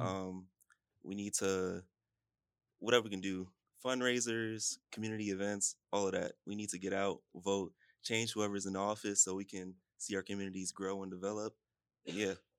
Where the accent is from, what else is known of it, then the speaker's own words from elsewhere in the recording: New York City, New York, United States; also born or lived in Gwinnett; now in Savannah, United States; From shout out East New York